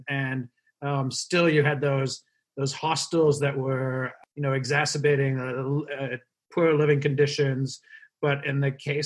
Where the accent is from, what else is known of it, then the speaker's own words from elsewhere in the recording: South Africa; moved away; I'm from South Africa, so I've had a lifelong kind of interest in Africa